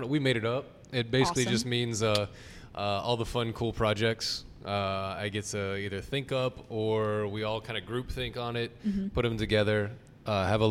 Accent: Arlington, Texas, United States; also born or lived in Dallas, Texas; I was born and raised in Arlington, Texas. Lived in Dallas for about 7 years.

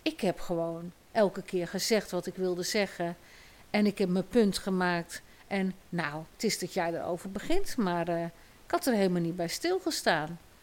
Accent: Nijkerk, Gelderland, Netherlands; Ik ben opgegroeid in Nijkerk

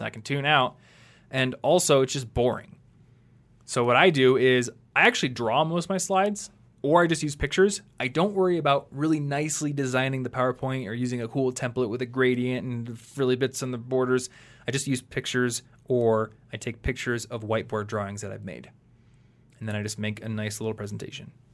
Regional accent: United States; this is what you're taught growing up in America

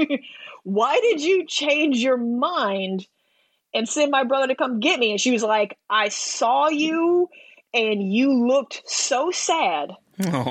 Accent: the South, United States; I'm from the South

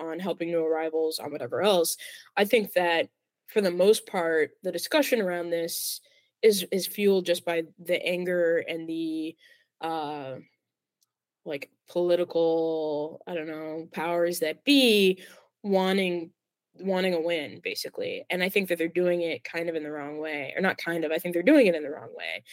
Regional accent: Plainfield, Illinois, United States; now in Chicago, United States; It's a burb. It's a burb. Plainfield.

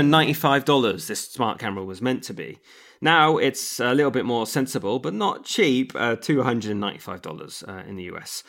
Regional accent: England, United Kingdom; I'm English

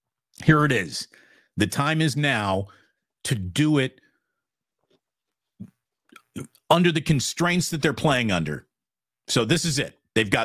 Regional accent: Virginia, United States; I was born in Virginia.

